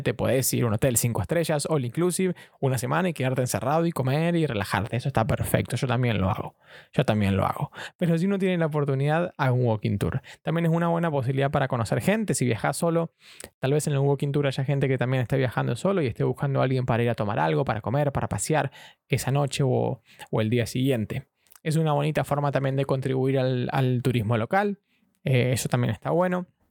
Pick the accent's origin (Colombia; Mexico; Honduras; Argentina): Argentina; moved away as an adult; now in London, United Kingdom; argentino, viviendo en Londres hace tres años